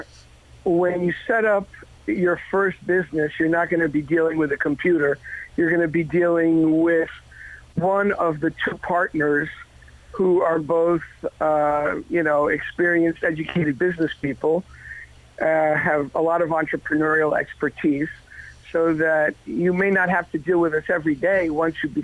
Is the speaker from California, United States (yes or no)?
no; New York City, New York, United States; also born or lived in France; now in Wilmington, United States; I was born in France. I'm American. I came here at a very young age, and I was educated in New York City